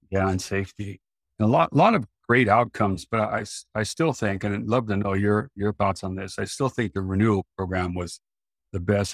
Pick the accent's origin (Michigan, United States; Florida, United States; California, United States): California, United States; Central Valley of; I grew up in the Central Valley of California